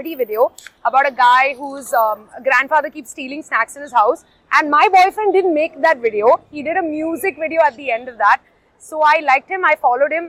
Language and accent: English; Mumbai, Maharashtra, India; I'm from Bombay